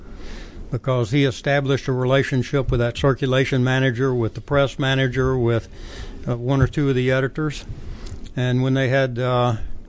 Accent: Jackson, Tennessee, United States; Jackson, Tennessee.

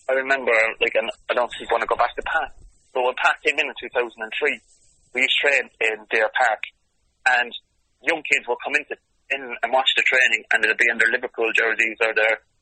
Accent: Cork, Munster, Ireland; I stayed in Cork City for 650 euro a week because I was thinking, do you know what, I'm going to stay here, it's my hometown

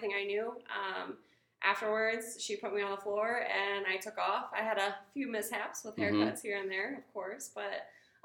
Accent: Collinsville, Illinois, United States; Collinsville, Illinois

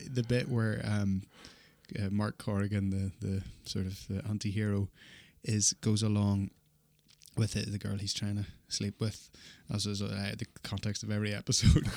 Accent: Ireland; now in Australia; as an Irish person

